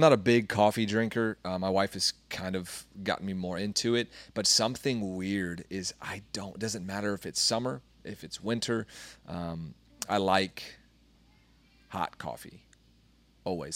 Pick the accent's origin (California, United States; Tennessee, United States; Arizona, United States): Arizona, United States; Kingman; born or raised there; moved away